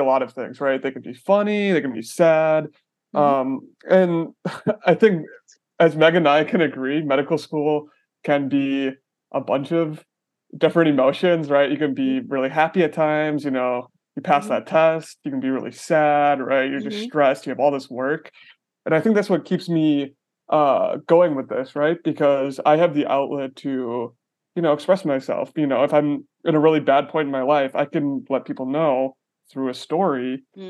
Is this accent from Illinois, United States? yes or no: no; Wisconsin, United States; grew up in Wisconsin.